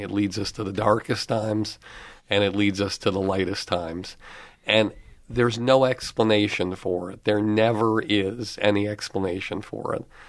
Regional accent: Longmeadow, Massachusetts, United States; also born or lived in Boston; I grew up in Long Meadow, Massachusetts

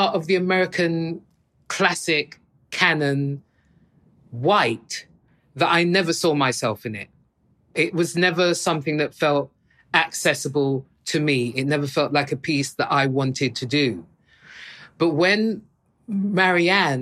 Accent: United Kingdom; as a Brit

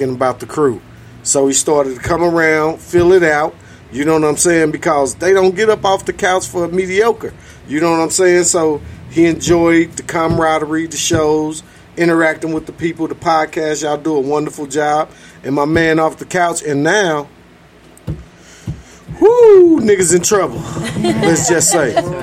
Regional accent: St. Louis, Missouri, United States; I was born on North 25th and Salisbury

